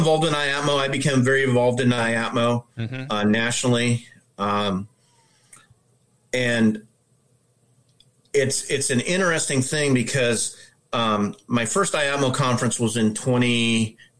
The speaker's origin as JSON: {"language": "English", "town": "Omaha", "region": "Nebraska", "country": "United States", "said": "I'm from Omaha, Nebraska. I'm a tile setter"}